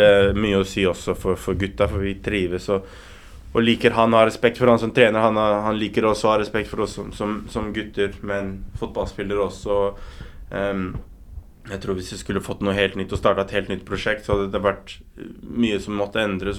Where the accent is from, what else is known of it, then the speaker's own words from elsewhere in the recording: Oslo, Norway; jeg er oppvokst på Romsås